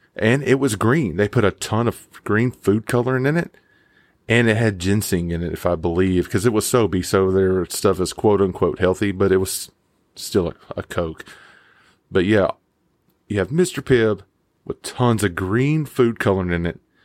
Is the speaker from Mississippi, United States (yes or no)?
yes; Mississippi, United States; I grew up in Mississippi